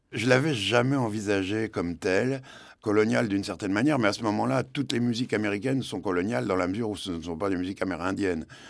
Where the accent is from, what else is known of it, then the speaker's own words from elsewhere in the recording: Caen, Normandy, France; Quand on est normand, euh, je suis né à Caen, dans le Calvados